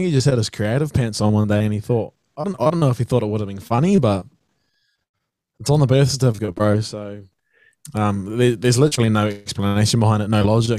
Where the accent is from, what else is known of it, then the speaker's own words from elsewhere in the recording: Oroa, Taranaki, New Zealand; It's a little town called Oroa. So South Taranaki, one of the main metros there is Hawera. I'm about 20 minutes west of that, towards around the coast there.